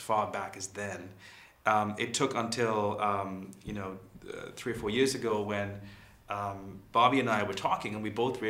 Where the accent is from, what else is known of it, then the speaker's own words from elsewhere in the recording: Sri Lanka; moved away as an adult; also born or lived in London; I was born in Sri Lanka, grew up there. I went to study in London